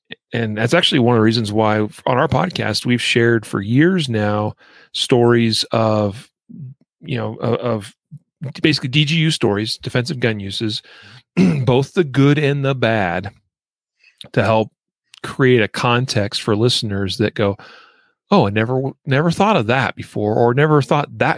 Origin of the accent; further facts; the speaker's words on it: Idaho Falls, Idaho, United States; moved away; I grew up in Southeast Idaho, and in the city of Idaho Falls